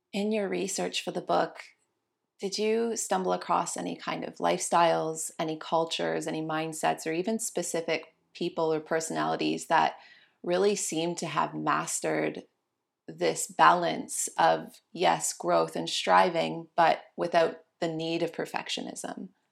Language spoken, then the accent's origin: English; Canada; I'm a Canadian